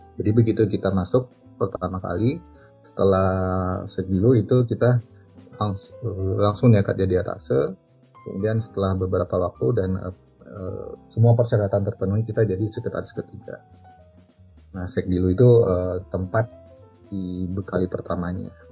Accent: Aceh, Indonesia; moved away as an adult; now in Jeddah, Saudi Arabia; saya itu asalnya dari, dari Aceh

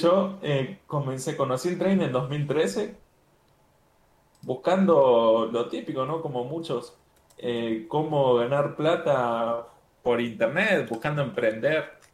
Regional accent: Argentina; now in Medellín, Colombia; soy argentino, ahora estoy viviendo en, en Medellín, Colombia

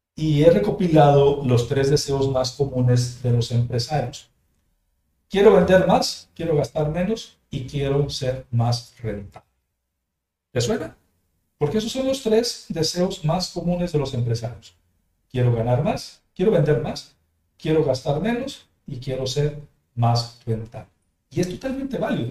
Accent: Mexico; also born or lived in Jalisco; de manera nacional en mi país

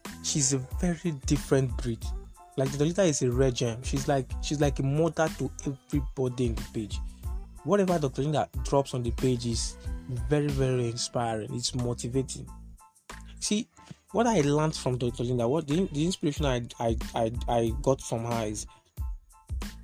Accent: Etche LGA, Igbo Etche, Rivers State, Nigeria; I'm from River State, Eche local government area, Ibo Eche to be more precise

